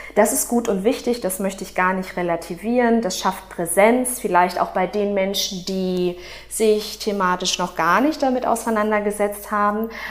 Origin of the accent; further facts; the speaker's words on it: Dortmund, North Rhine-Westphalia, Germany; Ich bin in Dortmund geboren und aufgewachsen